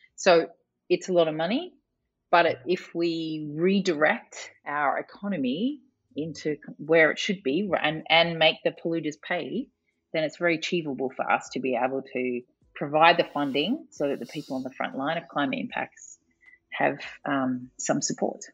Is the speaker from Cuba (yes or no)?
no; Australia; I am not from a developing country, but I am from Australia, which is a very long way away from Bonn, Germany.